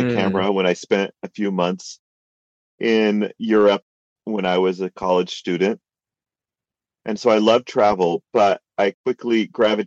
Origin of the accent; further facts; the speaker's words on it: California, United States; moved away as an adult; now in Utah, United States; I grew up in California and went to school in Utah and stuck around here